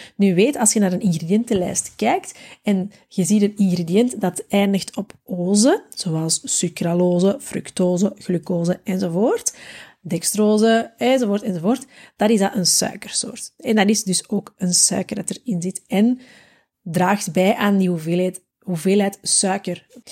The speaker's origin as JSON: {"language": "Dutch", "country": "Belgium", "said": "Wij zijn als Belg"}